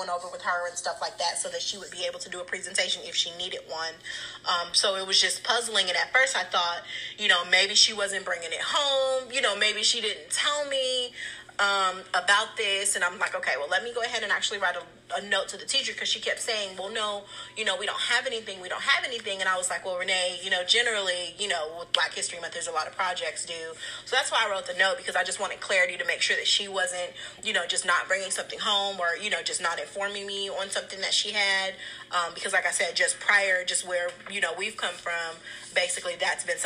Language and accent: English; West Coast, United States; moved away; we're from the West Coast